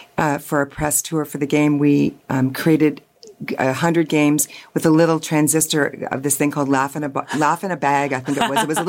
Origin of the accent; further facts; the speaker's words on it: London, Ontario, Canada; I grew up in London